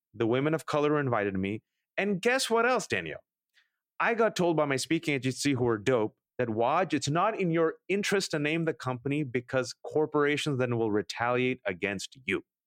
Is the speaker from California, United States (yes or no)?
yes; Bay Area, California, United States; I'm born and raised in America, and I always respond, "The Bay Area